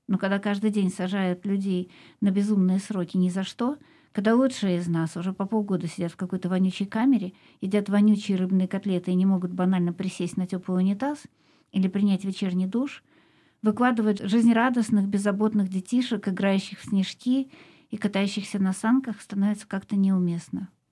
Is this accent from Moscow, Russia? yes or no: yes; Moscow, Russia; я из России, и большую часть своей жизни прожила в Москве